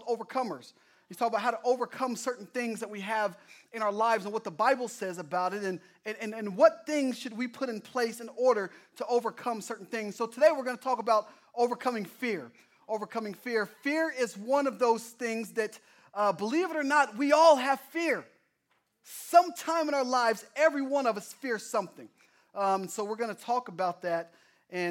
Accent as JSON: {"language": "English", "region": "Oklahoma", "country": "United States", "moved": "yes", "said": "I'm from Oklahoma"}